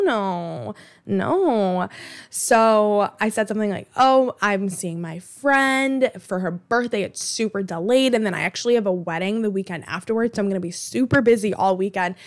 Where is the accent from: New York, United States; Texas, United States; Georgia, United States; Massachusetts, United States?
Massachusetts, United States; Boston; I grew up in Alston